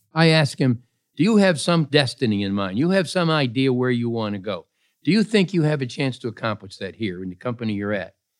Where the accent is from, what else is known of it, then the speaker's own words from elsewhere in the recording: Pittsfield, Massachusetts, United States; I was born in Pittsfield, Massachusetts